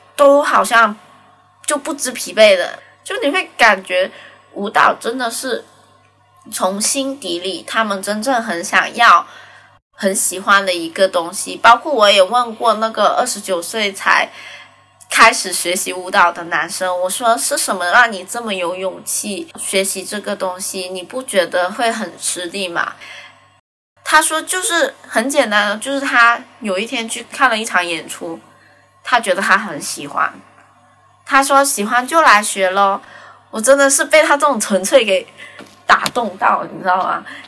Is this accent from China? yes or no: yes; Guangzhou, Guangdong, China; now in Shanghai, China; 今年二十五岁。我是广州人，现在在上海